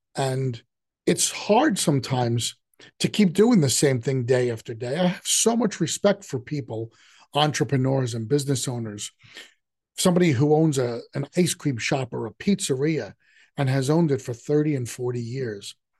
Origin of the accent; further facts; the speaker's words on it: New York City, New York, United States; I grew up in the city, but I grew up in Queens